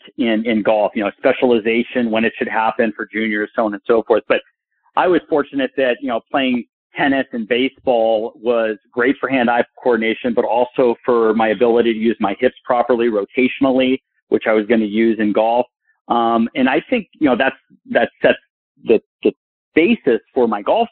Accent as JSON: {"language": "English", "town": "Burbank", "region": "California", "country": "United States", "tie": "born or raised there", "said": "I grew up in Burbank, California, and played all these other sports"}